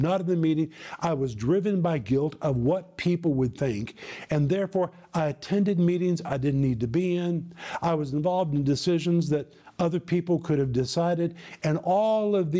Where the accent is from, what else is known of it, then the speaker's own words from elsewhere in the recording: United States; moved away as an adult; also born or lived in former Soviet Union; people saw me as an American